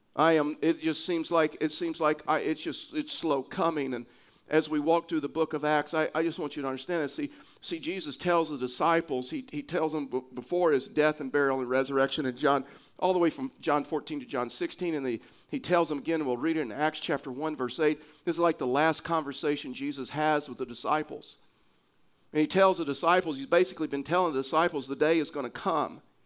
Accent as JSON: {"language": "English", "region": "Texas", "country": "United States", "moved": "yes", "lives_now": "Pueblo, United States", "said": "I'm a Texan"}